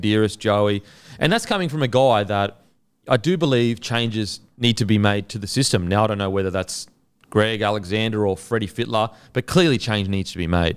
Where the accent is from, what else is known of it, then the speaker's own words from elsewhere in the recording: Queensland, Australia; as a Queenslander